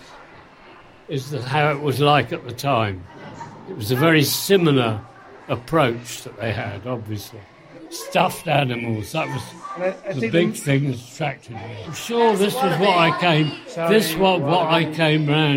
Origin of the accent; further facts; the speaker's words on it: London, United Kingdom; moved away; also born or lived in Bristol / Cardiff; We moved to London when I was 8, I think, 8 or 9